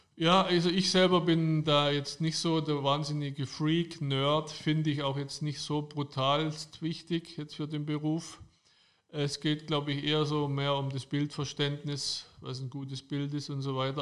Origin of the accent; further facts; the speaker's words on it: Germany; bei uns in Deutschland